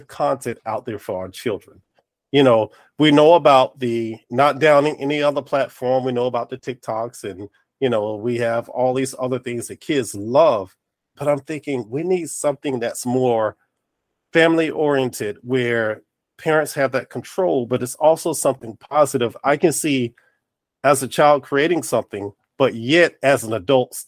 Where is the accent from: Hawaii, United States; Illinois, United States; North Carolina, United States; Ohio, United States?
North Carolina, United States; also born or lived in New Jersey; I was raised in North Carolina